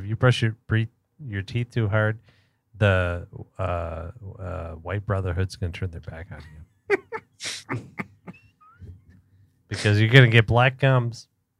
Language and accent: English; Baltimore, Maryland, United States; And me and Pat are from Baltimore. Yeah. We're from Maryland.